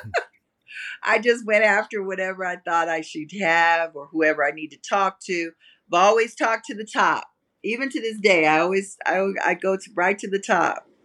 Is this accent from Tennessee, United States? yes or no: no; Las Vegas, Nevada, United States; I grew up in Las Vegas.